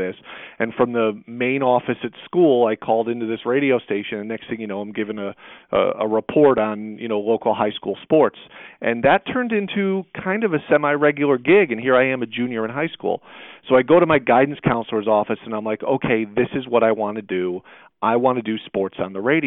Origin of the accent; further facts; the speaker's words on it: Bristol, Connecticut, United States; also born or lived in Syracuse, New York; I was raised wonderfully by loving parents and a great family, a community here in Central Connecticut